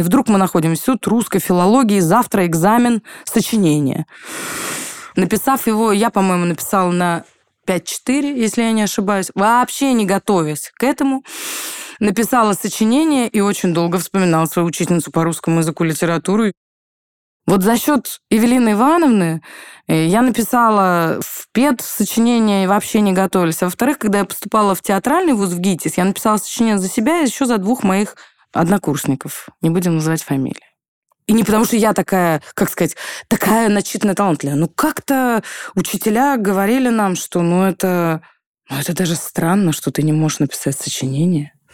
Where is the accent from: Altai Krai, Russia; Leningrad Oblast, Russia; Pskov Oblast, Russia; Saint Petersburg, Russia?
Pskov Oblast, Russia; Pskov; now in Moscow, Russia; сказать, что я москвичка, я не могу нету такого ресурса у меня, чтобы это сказать, потому что я псковитянка